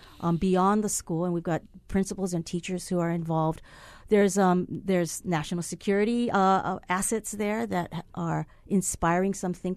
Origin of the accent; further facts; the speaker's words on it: Hilo, Hawaii, United States; I'm from Hilo.